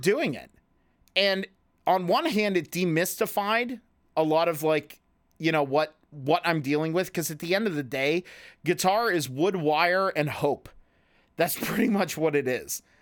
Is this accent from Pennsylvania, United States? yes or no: yes; Clearfield, Pennsylvania, United States; also born or lived in Loughaven; I moved back to my hometown of where we love to make fun of so much, which is Clearfield.